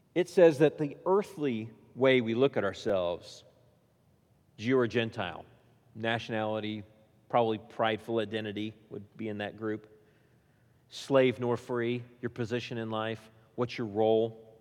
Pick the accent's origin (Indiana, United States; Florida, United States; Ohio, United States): Indiana, United States; now in Williamson County, United States; I grew up in Indiana